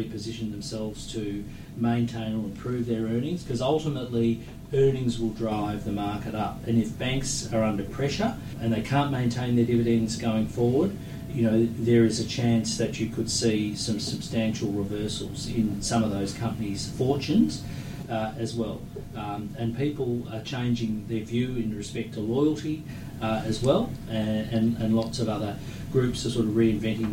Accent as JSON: {"language": "English", "country": "Australia"}